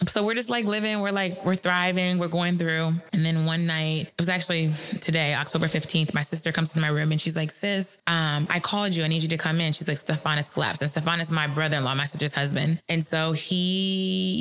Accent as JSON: {"language": "English", "area": "across the bridge from Cincinnati", "region": "Northern Kentucky", "country": "United States", "moved": "yes", "said": "I'm originally from Kentucky, but where I'm from in Kentucky is across the bridge from Cincinnati"}